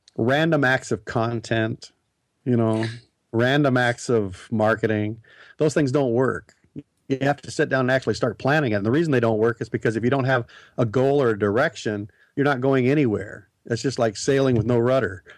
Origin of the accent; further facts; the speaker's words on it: Nebraska, United States; moved away; also born or lived in Portland area; I grew up in Nebraska.